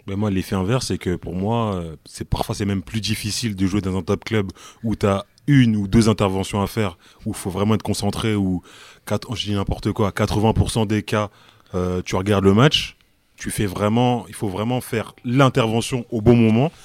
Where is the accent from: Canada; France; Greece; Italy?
France; En tant que Français